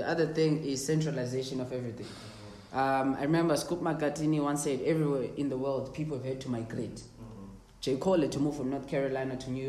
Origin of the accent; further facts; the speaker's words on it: Bulawayo, Zimbabwe; I love my city. Lord knows I love my city to death. But we have this, I'm so Blawayo